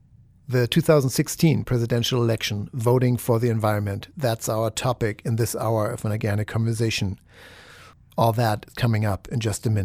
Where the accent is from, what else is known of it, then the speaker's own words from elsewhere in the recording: Germany; now in United States; In my 20 years here in the United States, I came from Germany exactly 20 years ago.